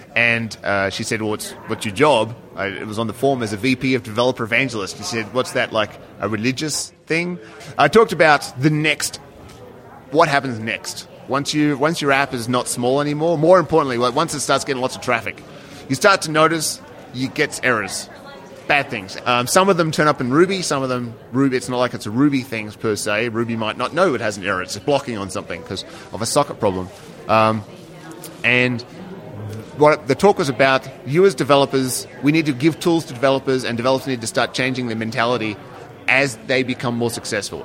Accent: Australia; now in United States; I am Australian

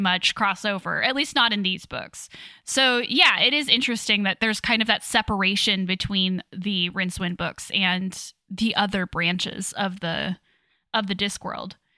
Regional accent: Kansas, United States; moved away; I'm from Kansas originally

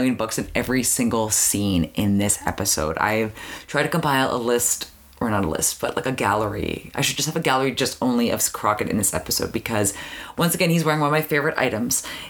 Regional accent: Canada; growing up in Canada

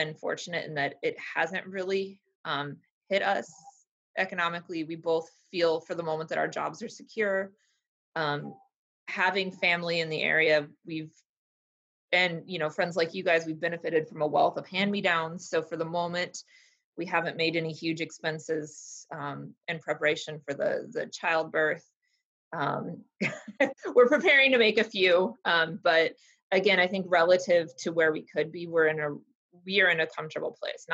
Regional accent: Iowa, United States; moved away; also born or lived in Kansas; I'm originally from Iowa

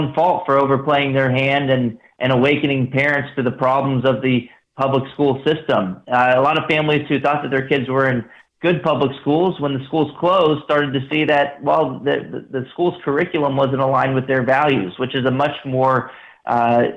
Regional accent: Texas, United States; moved away as an adult; also born or lived in Washington, D.C.; I also am a Texas resident, and I grew up in Texas, went to Texas public

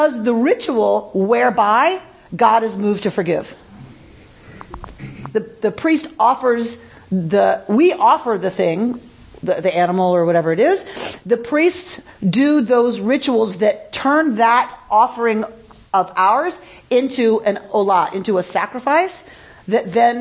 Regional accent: United States; I'm American

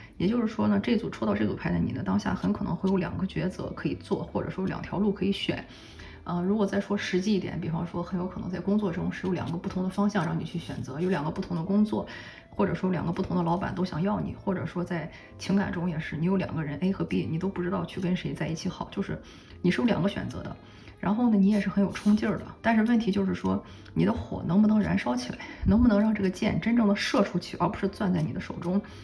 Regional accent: China; 我们中国人来说，春节也快要到了

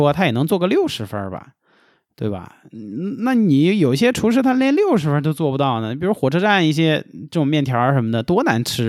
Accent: Beijing, China; accent: Beijing (京味儿); moved away as an adult; now in Sichuan, China; 我也是北京的，我我高碑店的。

